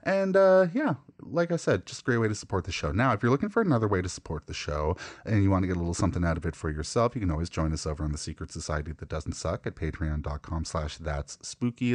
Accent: Canada

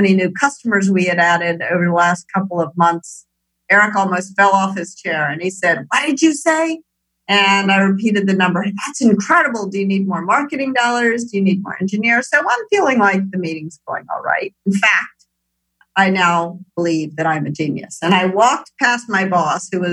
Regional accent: Memphis, Tennessee, United States; moved away as an adult; also born or lived in Minneapolis, Minnesota / Moscow; born in Minneapolis, but raised in Memphis, Tennessee

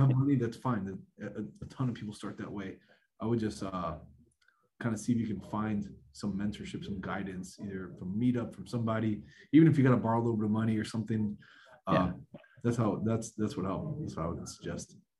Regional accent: South Florida, United States; born and raised in South Florida

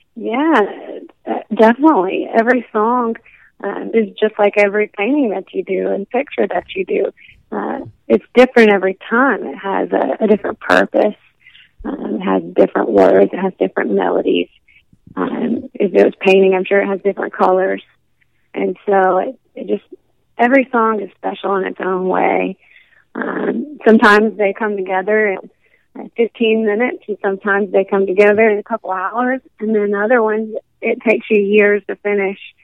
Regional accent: Alabama, United States; I am from Alabama, and so that's considered a southern state. So you know, I'm going to be raised around country music

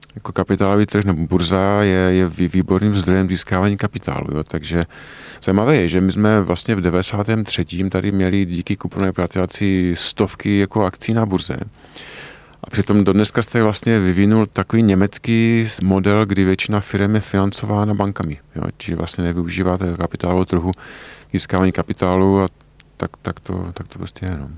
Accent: Czechia; my jako Češi známe naše české prostředí nejlépe

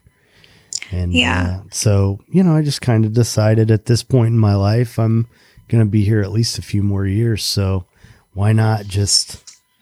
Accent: Indiana, United States; moved away as an adult; now in Florida, United States; I grew up in Indiana and came down here when I was 23

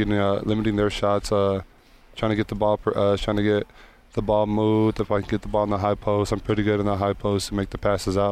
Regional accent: Las Cruces, New Mexico, United States; my hometown

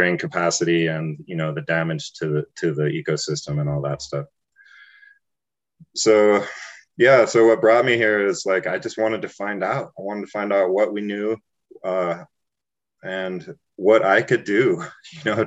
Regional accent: Taos, New Mexico, United States; as a young person, like growing up in Taos, I was a child of hippies

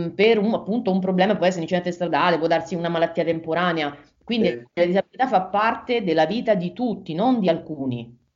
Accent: Rome, Lazio, Italy; io abitavo, sono di Roma, abitavo a Roma

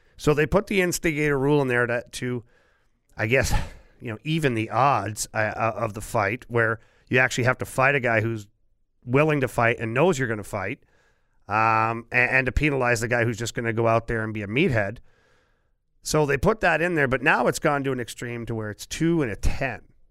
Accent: Ottawa, Ontario, Canada; moved away; that's my hometown

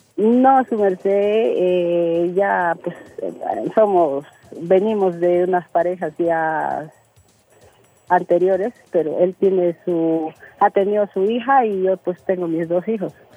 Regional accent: Loreto, Peru; Soy del departamento de Loreto

